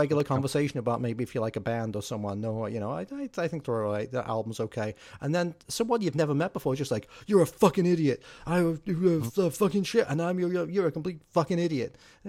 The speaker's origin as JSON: {"language": "English", "town": "Wallasey", "region": "North West England", "country": "United Kingdom", "tie": "born or raised there", "moved": "yes", "lives_now": "United States", "said": "Yeah, he's actually from my hometown. He's actually from Wallasey."}